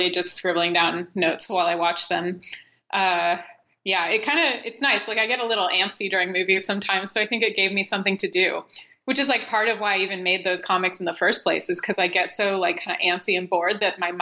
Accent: United States; accent: American; my stupid American accent

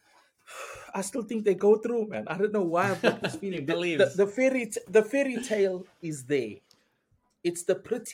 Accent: Pietermaritzburg, KwaZulu-Natal, South Africa; Pietermaritzburg, my hometown

